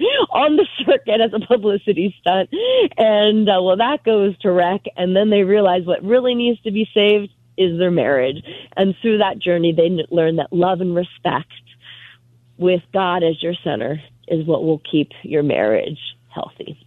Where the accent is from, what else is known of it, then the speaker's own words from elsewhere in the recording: Northampton, Pennsylvania, United States; moved away as an adult; also born or lived in California; now in Pennsylvania, United States; my hometown theater in Northampton, Pennsylvania